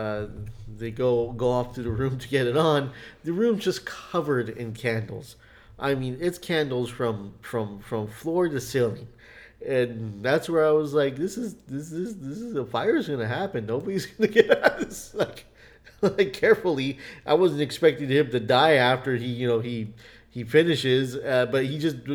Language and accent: English; United States; we're American